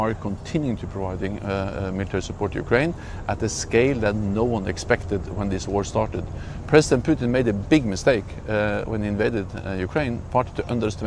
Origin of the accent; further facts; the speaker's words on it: Norway; I'm coming from Norway, a small country bordering Russia.